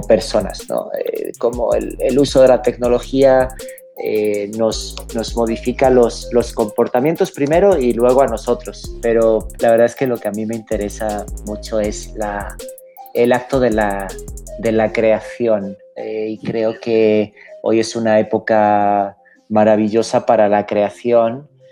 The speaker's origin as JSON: {"language": "Spanish", "country": "Spain", "tie": "born or raised there", "also_born_or_lived": "Mexico", "moved": "yes", "said": "soy un emigrante. Nací en España, lo cual es perfectamente irrelevante a estas alturas de la historia, porque más bien la historia es que me fui de España."}